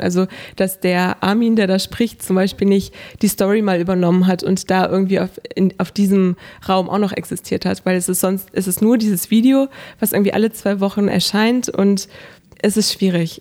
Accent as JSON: {"language": "German", "town": "Hanover", "region": "Lower Saxony", "country": "Germany", "tie": "born or raised there", "said": "Ich lebe seitdem ich geboren wurde in Hannover, habe dort meine Kindheit verbracht"}